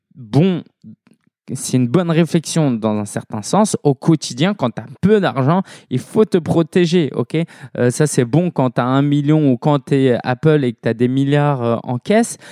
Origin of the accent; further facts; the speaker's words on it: Paris, Île-de-France, France; je suis parisien